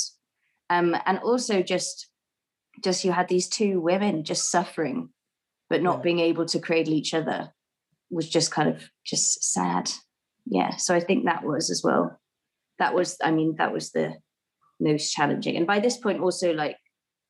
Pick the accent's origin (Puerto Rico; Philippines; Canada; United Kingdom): United Kingdom; Wales; accent: Welsh; I keep my own accent, and then Rose just heard me speaking Welsh on the phone to my sister